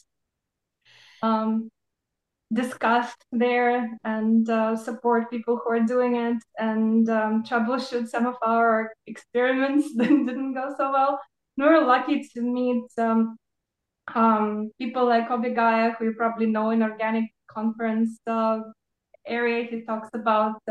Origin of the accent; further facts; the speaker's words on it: Odesa, Odesa Oblast, Ukraine; moved away as an adult; also born or lived in Ohio, United States; now in Charleston, United States; I'm an expat from Odessa, Ukraine, where I was born and grew up